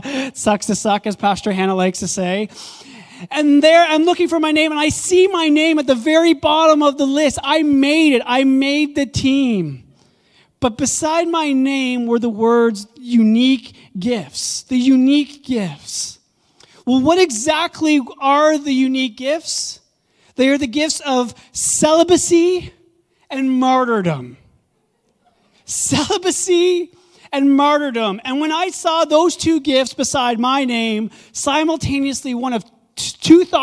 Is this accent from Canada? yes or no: yes; Ottawa, Ontario, Canada; also born or lived in Kanata; I grew up in Orleans, here on the east side of Ottawa, and so spent the majority of my early childhood all the way up to about 10 years old living in Orleans